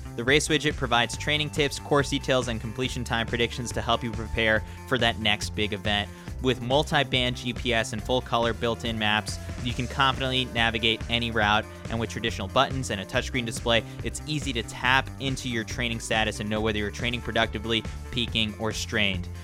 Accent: United States; I'm an American

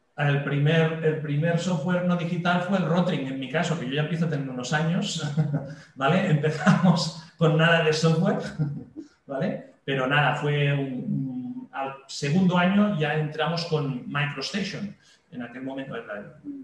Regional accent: Catalonia, Spain; en mi país, que es España, en una región en concreto que es Cataluña

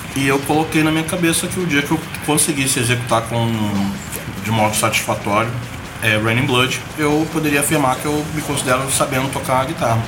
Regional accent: Rio de Janeiro, Brazil; Eu sou natural do Rio de Janeiro, lá a gente falava metranca

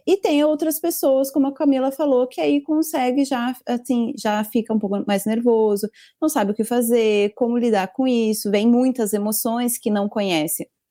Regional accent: Brazil; now in Japan; eu não sou descendente japonesa, sou brasileira mesmo

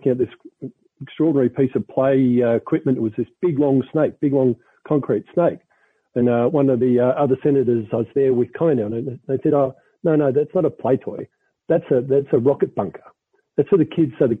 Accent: Melbourne, Victoria, Australia; my hometown, Melbourne

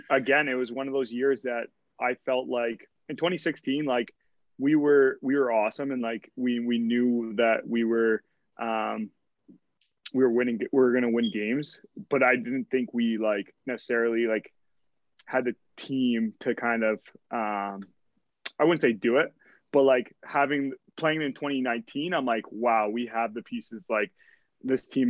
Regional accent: Kitchener, Ontario, Canada; I grew up in Kitchener

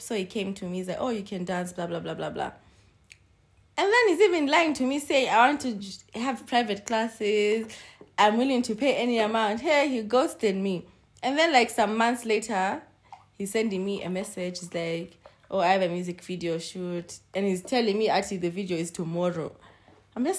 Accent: Zimbabwe; I always say I'm Zimbabwean

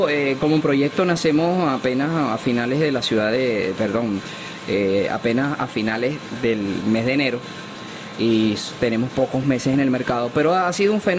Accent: Venezuela; el, tema de convivencia como, como venezolano en los salones ha mejorado un poco

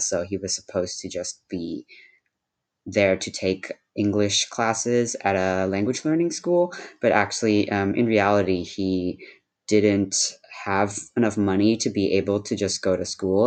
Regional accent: Cupertino, California, United States; first language Shanghainese; English is a second language; now in Berkeley, United States; I live in Berkeley, California, but I grew up mostly in Cupertino, California

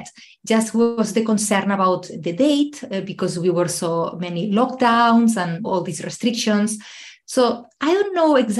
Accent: Spain; now in Ireland; I'm originally from Spain, but I live in Ireland

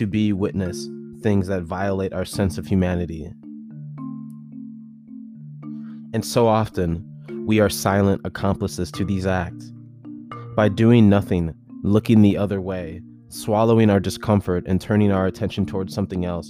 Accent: United States; I was born and raised in America

